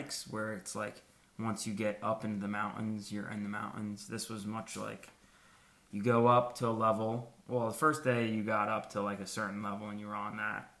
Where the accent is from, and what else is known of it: United States